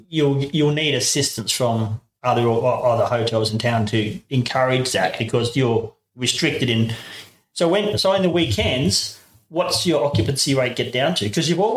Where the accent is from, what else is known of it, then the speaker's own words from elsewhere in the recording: Darwin, Northern Territory, Australia; now in Boorowa, Australia; I grew up in Darwin